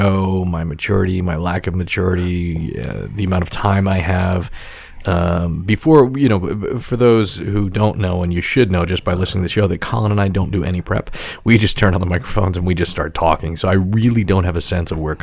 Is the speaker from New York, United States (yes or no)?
yes; New York City, New York, United States; I grew up on Staten Island